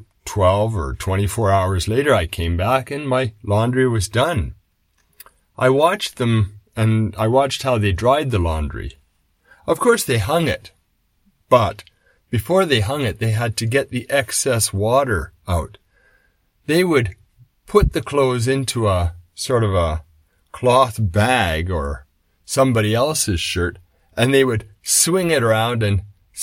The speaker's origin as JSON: {"language": "English", "country": "Canada", "tie": "born or raised there", "moved": "yes", "said": "I grew up in Canada"}